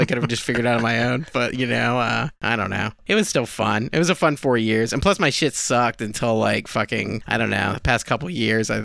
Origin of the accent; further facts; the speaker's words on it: Newport News, Virginia, United States; now in New York, United States; I'm from Virginia. I'm from Newport News